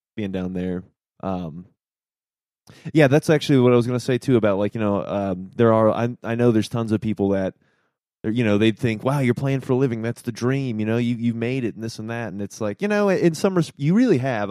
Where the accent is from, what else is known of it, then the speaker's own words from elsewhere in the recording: Norfolk, Virginia, United States; I'm from Norfolk, Virginia